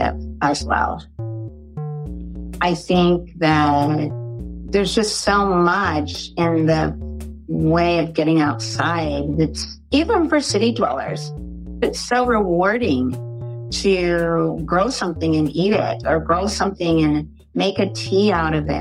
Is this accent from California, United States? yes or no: yes; California, United States; also born or lived in Arkansas; I was born in Arkansas, but raised Californian